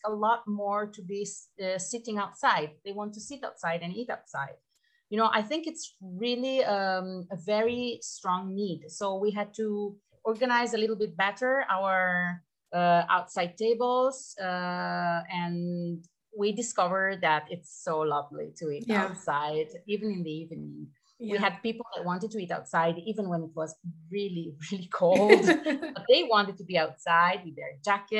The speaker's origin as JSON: {"language": "English", "town": "Pisa", "region": "Tuscany", "country": "Italy", "moved": "as an adult", "lives_now": "Trentino-Alto Adige, Italy", "said": "I'm from Tuscany, from the town of Pisa, which I think everybody knows because of the Leaning Tower"}